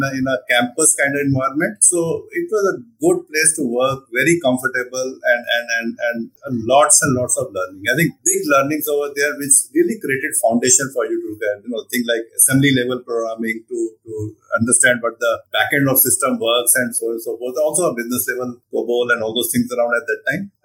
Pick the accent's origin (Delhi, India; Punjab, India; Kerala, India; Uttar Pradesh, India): Punjab, India; Patiala; also born or lived in Chandigarh; I was born in Chandigarh and then did my schooling in Patiala, small town in Punjab